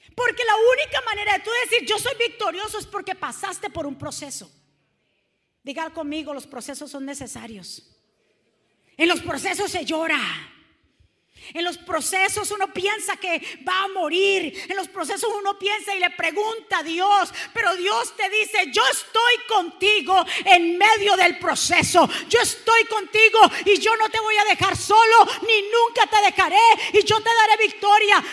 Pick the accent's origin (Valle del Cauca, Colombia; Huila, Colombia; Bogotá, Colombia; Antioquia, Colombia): Valle del Cauca, Colombia; Cali; accent: caleño; me salió lo caleño